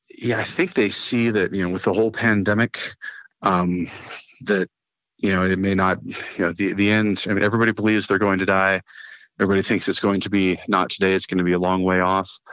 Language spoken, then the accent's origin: English; Fort Collins, Colorado, United States; also born or lived in Portland, Oregon; So I was born in Portland, Oregon, and you know they moved here right before I turned six. So I grew up in Fort Collins